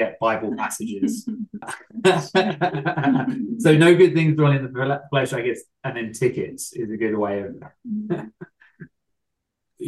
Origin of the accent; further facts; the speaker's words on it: England, United Kingdom; I'm English